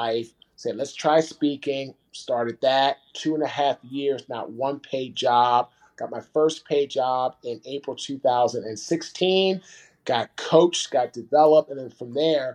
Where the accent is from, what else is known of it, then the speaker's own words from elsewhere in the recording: Washington, District of Columbia, United States; now in Fuquay-Varina, United States; I'm from Washington, D.C. I live now in Fuquay, Varina, North Carolina.